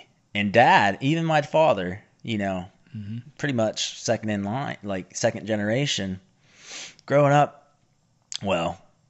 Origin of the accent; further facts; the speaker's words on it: the South, United States; accent: Appalachian; what is my accent? Kentucky?